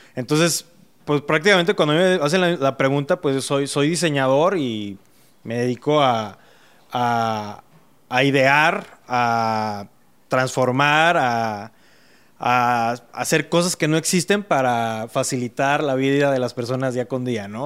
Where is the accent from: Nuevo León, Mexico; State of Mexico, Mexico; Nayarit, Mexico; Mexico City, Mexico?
Mexico City, Mexico; now in Monterrey, Mexico; Y yo nací en la Ciudad de México